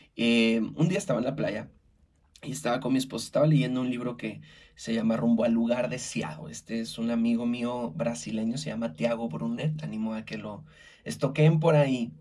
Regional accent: Mexico; como buen mexicano

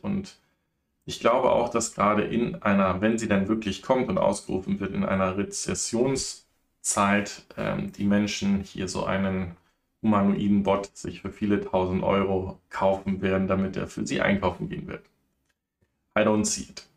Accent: Germany; bei uns in Deutschland

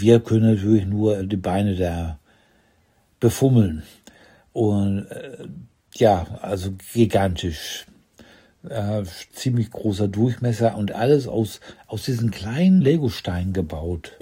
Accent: Ruhr area, North Rhine-Westphalia, Germany; moved away; ich komme aus dem Land, wo Currywurst und Bier fließen, aus dem Ruhrgebiet

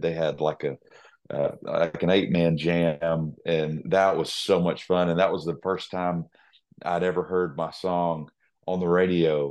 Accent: Nashville, Tennessee, United States; I was born and raised in Music City

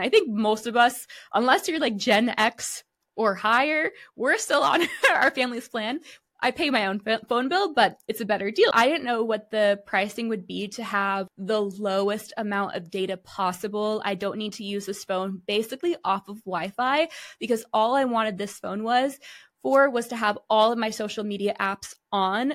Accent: United States; I'm too American

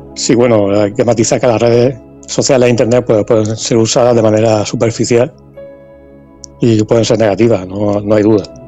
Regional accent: Lorca, Region of Murcia, Spain; Aquí en Lorca, por ejemplo, hay muchos. bueno, soy de Lorca

